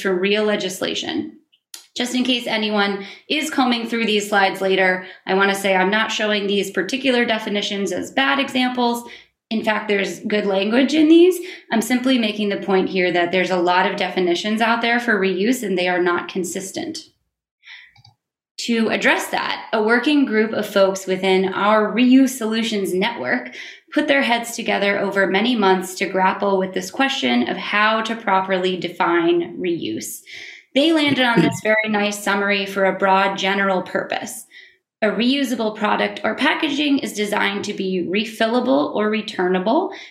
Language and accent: English; Maine, United States; my home state of Maine